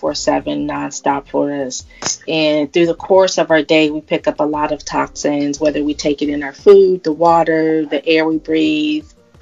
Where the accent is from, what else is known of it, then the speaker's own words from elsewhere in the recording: California, United States; my home state of California